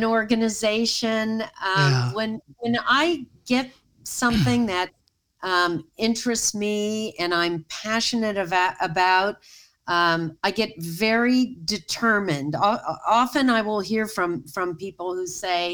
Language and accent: English; San Francisco, California, United States; moved away as an adult; also born or lived in Brussels, Belgium / Geneva, Switzerland; I was born and raised in San Francisco